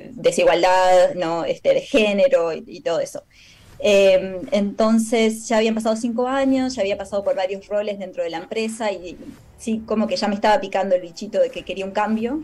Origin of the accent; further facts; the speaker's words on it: Maldonado, Uruguay; moved away as an adult; also born or lived in San Carlos, Uruguay; now in United States; soy uruguaya, nací en San Carlos